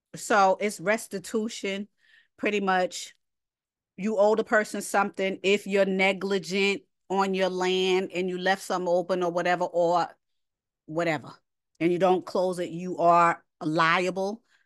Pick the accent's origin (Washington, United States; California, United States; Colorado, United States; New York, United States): New York, United States; accent: New York; my New York accent